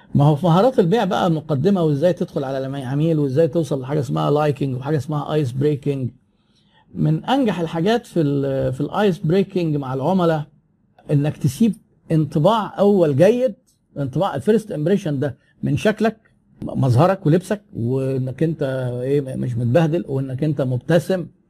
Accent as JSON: {"language": "Arabic", "country": "Egypt", "said": "احنا عندنا في مصر"}